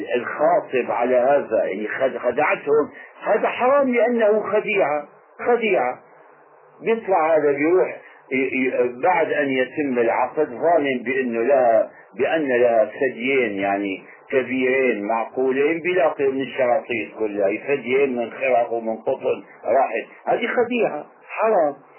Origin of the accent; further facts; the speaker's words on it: Syria; عندنا في الشام